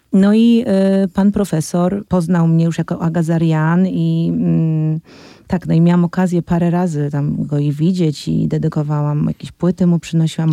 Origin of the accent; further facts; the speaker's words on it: Poland; w kraju, w którym się urodziłam i w którym chcę żyć